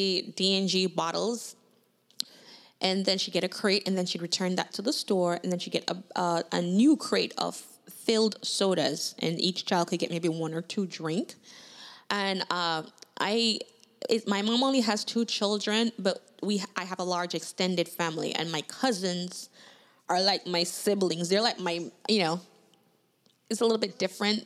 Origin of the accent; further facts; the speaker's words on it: Kingston, Jamaica; now in United States; I'm Jamaican by birth